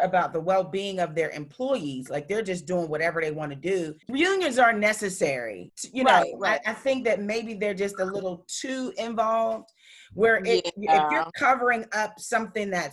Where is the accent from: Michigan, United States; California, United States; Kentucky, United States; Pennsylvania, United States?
Pennsylvania, United States; Pittsburgh; I'm from Pittsburgh